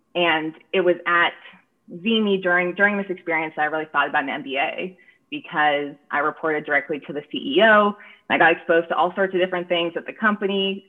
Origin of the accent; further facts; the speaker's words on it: San Francisco Bay Area, California, United States; moved away; I'm from the San Francisco Bay Area originally